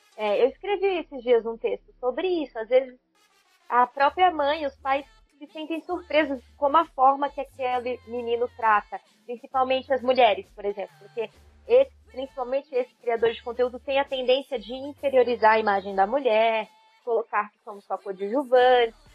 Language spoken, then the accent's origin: Portuguese; Brazil; somos brasileiras